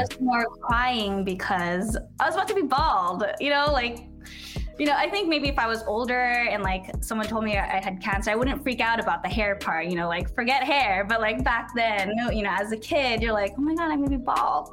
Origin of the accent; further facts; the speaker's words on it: San Diego, California, United States; also born or lived in Los Angeles, United States; I was actually born and raised in San Diego.